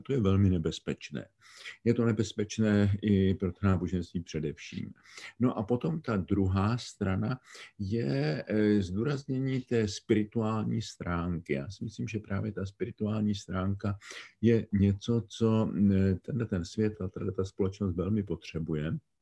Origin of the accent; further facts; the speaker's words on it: Czechia; My jsme jako Češi vzácně monokulturní společnost.